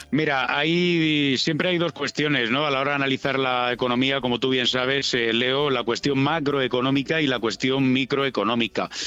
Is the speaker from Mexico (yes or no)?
no; Spain; como buen español